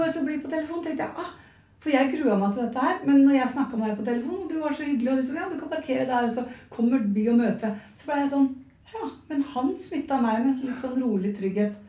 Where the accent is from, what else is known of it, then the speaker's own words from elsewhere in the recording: Nøtterøy, Vestfold, Norway; Jeg er fra Nøtterøy